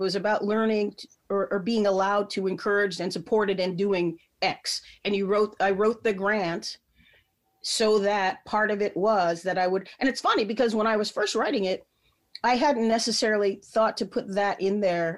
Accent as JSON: {"language": "English", "region": "Midwest", "country": "United States", "lives_now": "Chicago, United States", "said": "I'm a Midwesterner"}